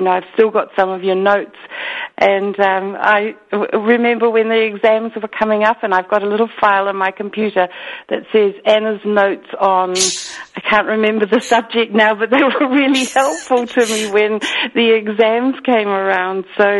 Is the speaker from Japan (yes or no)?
no; New Zealand; accent: Kiwi; your listeners can understand my weird Kiwi accent, so I'll try to be as clear as I can.